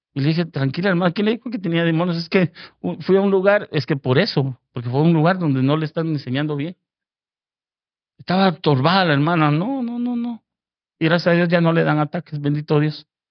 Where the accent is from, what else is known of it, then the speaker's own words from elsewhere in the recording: Guatemala; now in Fort Worth, United States; Yo, yo soy originario de Guatemala